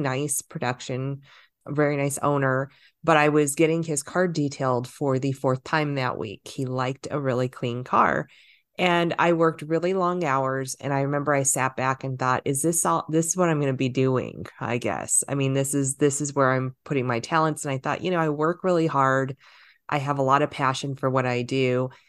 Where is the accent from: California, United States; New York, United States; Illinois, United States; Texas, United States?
California, United States; Los Angeles; I did start in Hollywood. I grew up in Southern California. I grew up in LA.